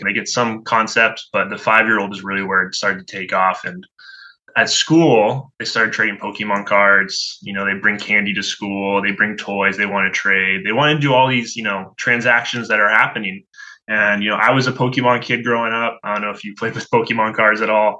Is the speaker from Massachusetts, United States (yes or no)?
yes; Hingham, Massachusetts, United States; I grew up in a little town outside of Boston called Hingham.